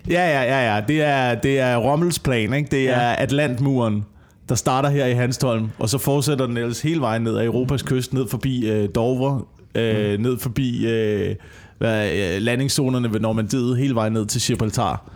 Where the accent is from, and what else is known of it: Vemmelev area, Zealand, Denmark; born or raised there; moved away; also born or lived in Sønderborg